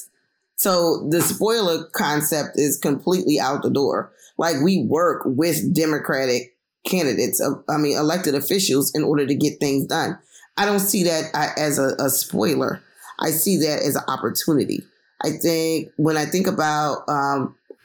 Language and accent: English; Philadelphia, Pennsylvania, United States; a young Black single mom from North Philly without a lot of money